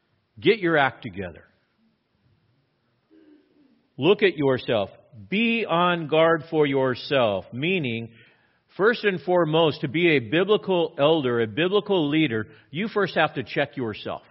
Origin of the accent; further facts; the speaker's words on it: Southern California, United States; I grew up in Southern California